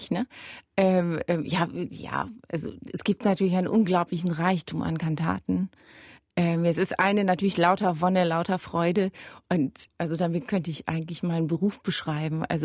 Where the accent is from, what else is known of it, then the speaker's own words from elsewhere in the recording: Germany; also dass ich als Deutsche dann denkt, dieses Bachkantaten durch so